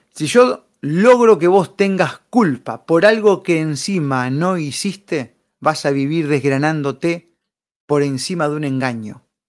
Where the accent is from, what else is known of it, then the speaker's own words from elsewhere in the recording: Argentina; como argentinos